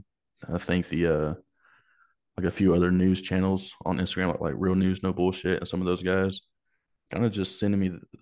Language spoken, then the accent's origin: English; Asbury, Alabama, United States; I grew up in a small town in Alabama. It was called Asbury.